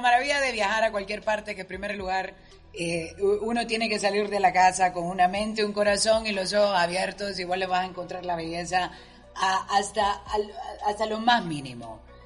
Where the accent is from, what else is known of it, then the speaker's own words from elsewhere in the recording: Honduras; orgullosa de mi tierra orgullosa de mi gente